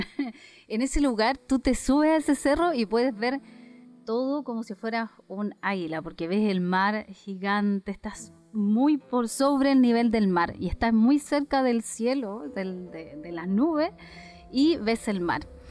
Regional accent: Tarapacá, Chile; Las fiestas que tenemos acá en el norte

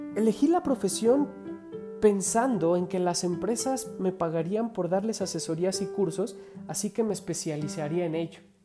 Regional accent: Mexico

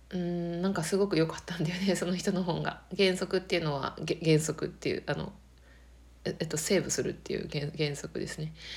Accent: Akita, Japan; 秋田が自分の田舎

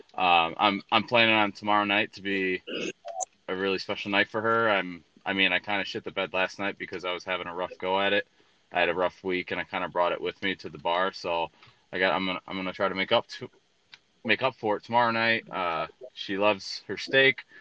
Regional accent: Braidwood, Illinois, United States; moved away as an adult; I lived in Braidwood, I used to throw house parties

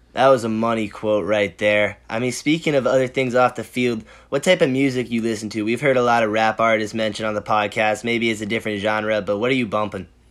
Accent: Boston, Massachusetts, United States; we're from Boston

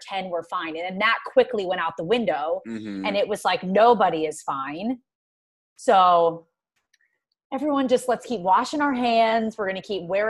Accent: Hatboro, Pennsylvania, United States; moved away; I am from, so my mom still lives, Montgomery County.

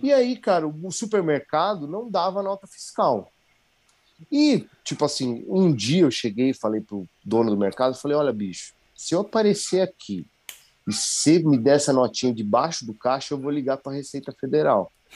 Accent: Brazil; now in Jericoacoara, Brazil; sou brasileiro

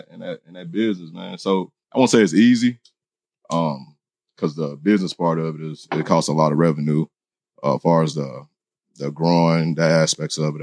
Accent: Texas, United States; moved away as an adult; now in Los Angeles, United States; I'm an individual from Texas. Came here about 9 months ago

